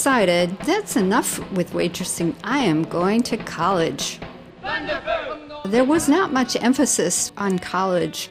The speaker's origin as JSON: {"language": "English", "town": "Milwaukee", "region": "Wisconsin", "country": "United States", "tie": "born or raised there", "said": "when I was a teenager in Milwaukee, my hometown, in the 1950s"}